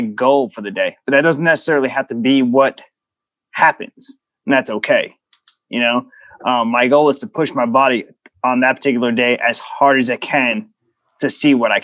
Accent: New York City, New York, United States; moved away as an adult; I'm originally from New York City

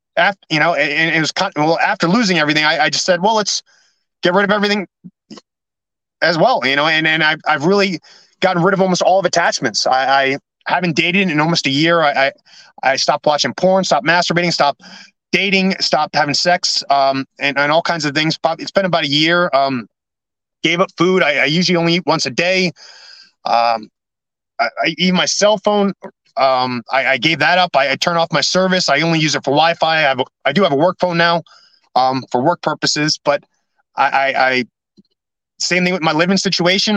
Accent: New York City, New York, United States; moved away; also born or lived in California / New Jersey; I got to go to my hometown

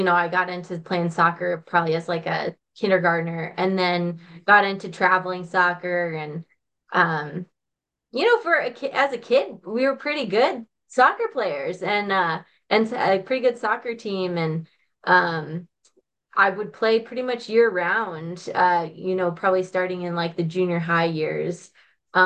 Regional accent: Stillwater, Minnesota, United States; accent: Minnesota; I'm a Minnesota girl. So I grew up in Stillwater, Minnesota.

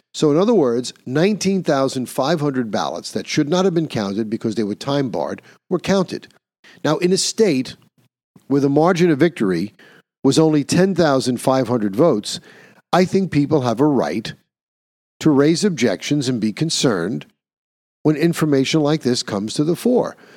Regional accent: New York, United States; In my home state of New York, we used to have machines you didn't have to fill out anything.

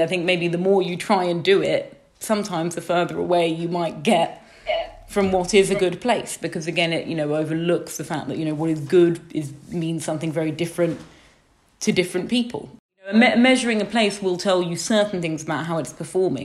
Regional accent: United Kingdom; I grew up just outside London

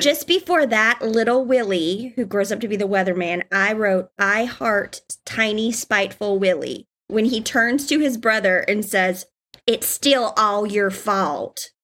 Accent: South Georgia, United States; I'm from Georgia, like South Georgia, and so, and my family's from Georgia and Alabama

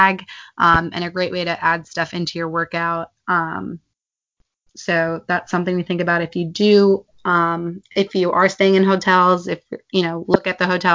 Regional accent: United States; we're from America

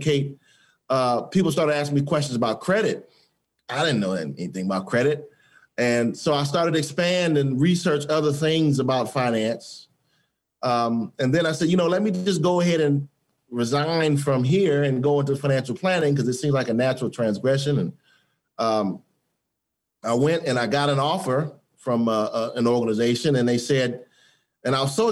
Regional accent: Detroit, Michigan, United States; growing up in Detroit

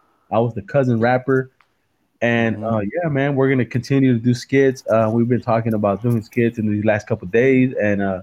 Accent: Salinas, California, United States; born or raised there

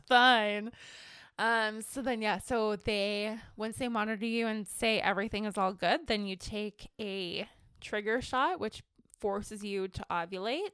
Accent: Ontario, Canada; now in British Columbia, Canada; I'm originally from Ontario

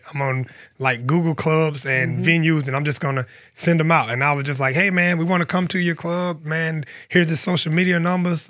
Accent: Union County, South Carolina, United States; I'm from Snow Coast, South Carolina.

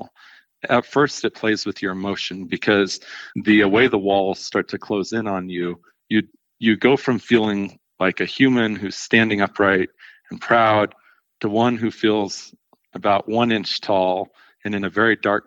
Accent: Delta, Colorado, United States; also born or lived in Orchard City, Colorado; I grew up in Delta, went to Delta High School

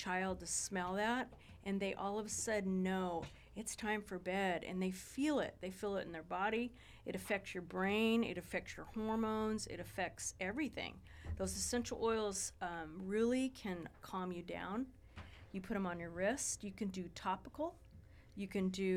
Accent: Ojai, California, United States; I grew up in Ojai, a lot of hippies there

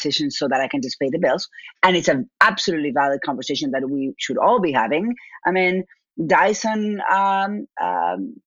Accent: Argentina; accent: Argentine; moved away as an adult; now in United States; My accent is from Argentina.

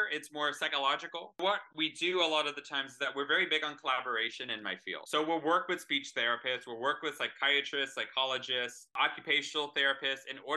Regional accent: Texas, United States; I'm from Texas

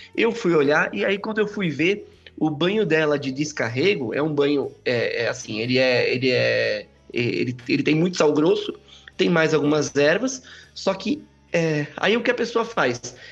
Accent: São Bernardo do Campo, São Paulo, Brazil; eu sou aqui de São Bernardo do Campo, São Paulo

